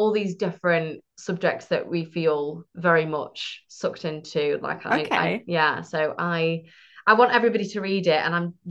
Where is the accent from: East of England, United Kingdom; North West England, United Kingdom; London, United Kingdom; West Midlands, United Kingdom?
North West England, United Kingdom; Manchester; I'm from Manchester